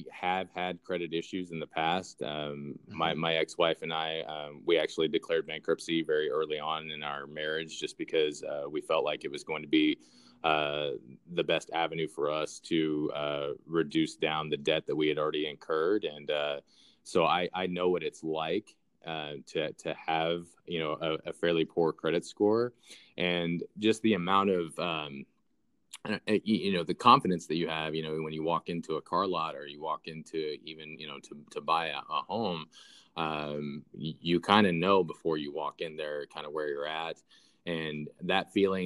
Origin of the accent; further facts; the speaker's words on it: Southwest Missouri, United States; I grew up in the Southwest Missouri area